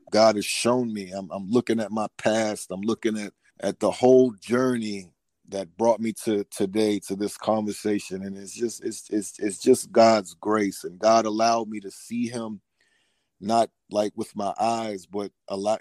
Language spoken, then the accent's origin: English; Newport News, Virginia, United States; now in Atlanta, United States; I'm from Newport News, Virginia. Right now, I'm living in Georgia, though, in the Atlanta area